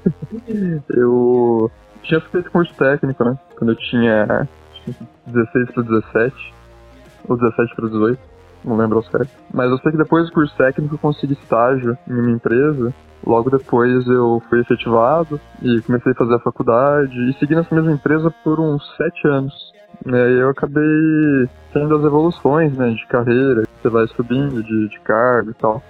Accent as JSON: {"language": "Portuguese", "town": "Campinas", "region": "São Paulo", "country": "Brazil", "said": "sou de Campinas"}